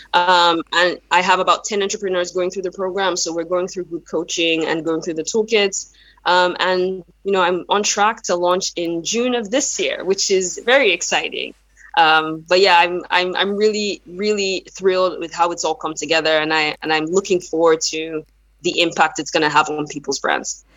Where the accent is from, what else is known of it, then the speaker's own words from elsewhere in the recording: Nigeria; first language Yoruba; English is a second language; now in United States; I'm originally from Nigeria, even though I've relocated to the United States for a number of years now